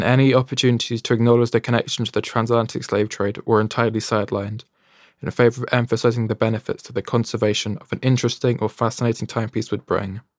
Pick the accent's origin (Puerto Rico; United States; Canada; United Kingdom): United Kingdom; Stroud, South West England; also born or lived in London; I was born in London in the year 2000, but I moved to Stroud in 2003 with my parents